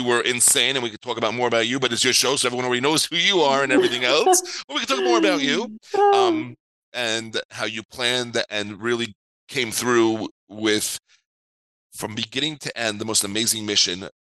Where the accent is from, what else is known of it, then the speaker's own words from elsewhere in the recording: New York City, New York, United States; also born or lived in Five Towns, New York; I was born and bred in New York. I grew up in Queens, New York, live in what's called the Five Towns area for over 20-something years.